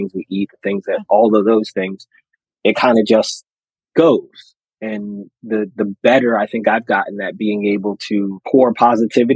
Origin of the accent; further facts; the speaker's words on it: Philadelphia, Pennsylvania, United States; I'm from the Philly area.